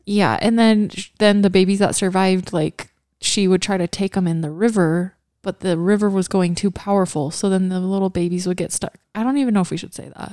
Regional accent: Kaysville, Utah, United States; also born or lived in Hawaii; we grew up in the Kaysville house

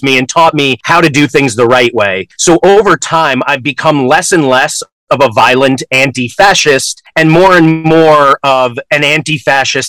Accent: Connecticut, United States; also born or lived in New York; My parents moved my sister and me to Connecticut

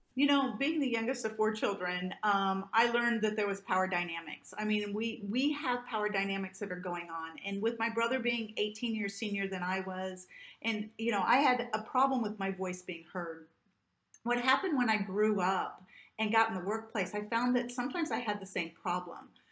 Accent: Southern Illinois, United States; I grew up in the Midwest in the United States, uh, in Southern Illinois

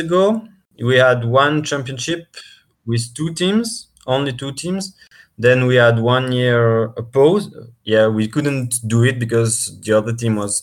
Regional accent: Switzerland; I come from Switzerland.

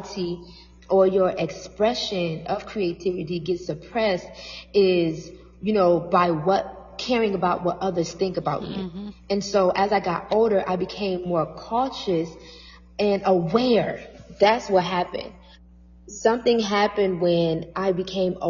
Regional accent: Toledo, Ohio, United States; moved away as an adult; also born or lived in New York City; my hometown, which is Toledo

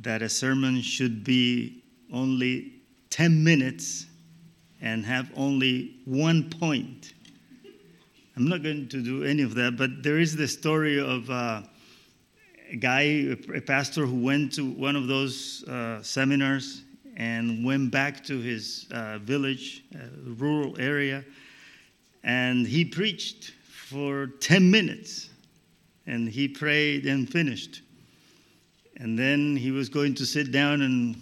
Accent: Colombia; I come from Colombia in South America

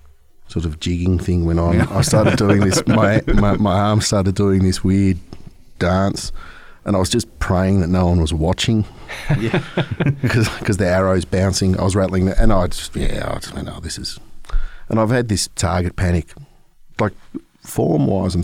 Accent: Melbourne, Victoria, Australia; I'm from Melbourne, which is down south. So I came over, I left the dead of Melbourne winter.

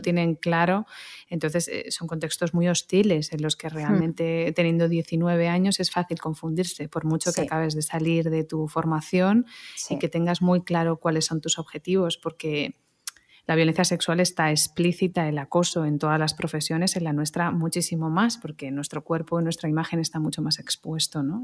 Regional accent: Barcelona, Catalonia, Spain; moved away; also born or lived in Madrid, Spain / Melbourne, Australia; Yo soy nacida en Barcelona y luego Madrid y bueno, un poquito Melbourne

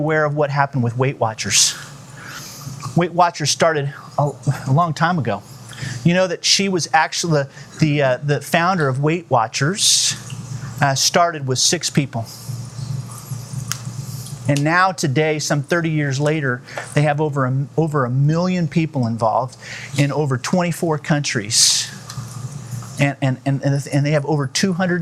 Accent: Southern California, United States; I grew up in Southern California

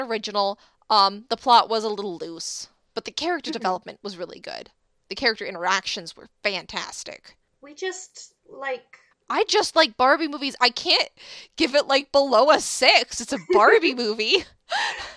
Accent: United States; we are American

